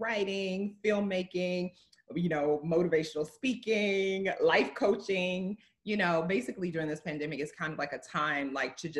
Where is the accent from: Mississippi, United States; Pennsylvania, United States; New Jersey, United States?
Mississippi, United States; I grew up in Mississippi, a smaller community as well